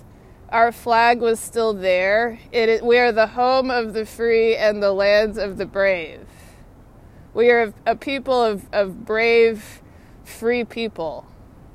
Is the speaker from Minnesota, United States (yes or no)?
no; Texas, United States; I'm from Texas